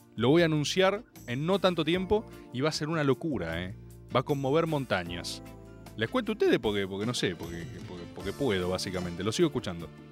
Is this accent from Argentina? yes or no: yes; Argentina